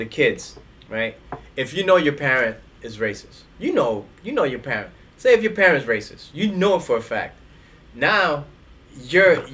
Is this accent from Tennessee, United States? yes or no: no; New York City, New York, United States; born or raised there